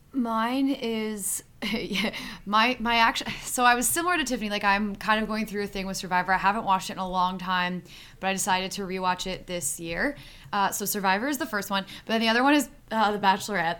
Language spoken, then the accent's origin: English; Niagara region, Ontario, Canada; I'm from the Niagara region